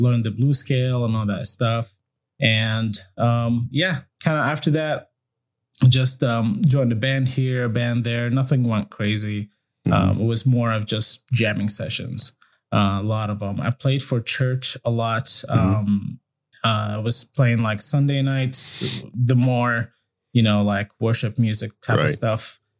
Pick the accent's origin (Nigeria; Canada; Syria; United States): Syria; also born or lived in Iraq; I was born in Iraq, and then when the first war happened with the U.S., my family kind of like, okay, we got to get out of here. And we traveled around a little bit, but then we landed in Syria, and that's where I went to school